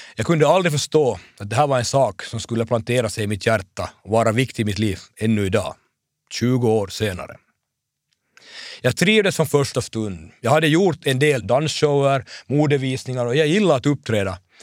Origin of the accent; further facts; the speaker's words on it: Hanko, Uusimaa, Finland; min hemstad